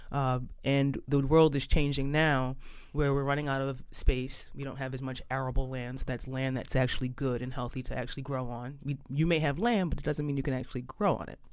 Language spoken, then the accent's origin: English; Philadelphia, Pennsylvania, United States; moved away as an adult; now in Boston, United States; I grew up in South Philly, uh, but uh, left Philadelphia and uh, went to Northeastern University and kind of have been in the Boston area um, ever since